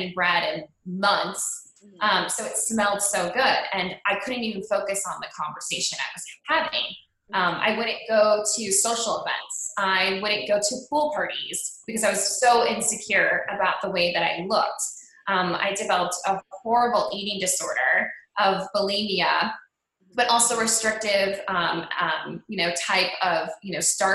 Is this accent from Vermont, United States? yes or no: no; Cleveland, Ohio, United States; I grew up in Cleveland, Ohio